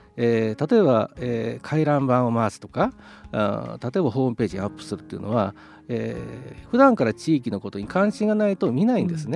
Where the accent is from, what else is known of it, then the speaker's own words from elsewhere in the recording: Mie, Japan; moved away as an adult; also born or lived in Tohoku; now in Sendai, Japan; もともと三重県出身でして、まあ、少しな、まあ、まってますけれども東北に来て20年以上になります